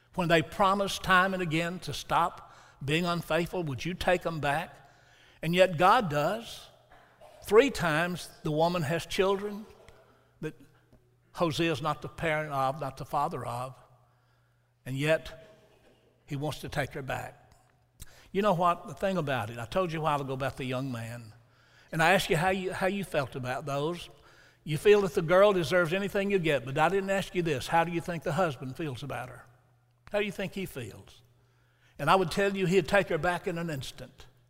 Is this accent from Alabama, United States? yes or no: yes; Huntsville, Alabama, United States; moved away as an adult; also born or lived in Milan; Huntsville, which was my hometown. I'd grown up there